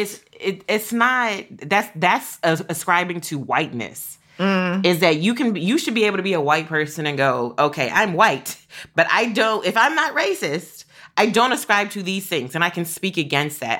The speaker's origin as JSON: {"language": "English", "region": "Kentucky", "country": "United States", "tie": "born or raised there", "said": "growing up in Kentucky, where I was a lot of around a lot of white people"}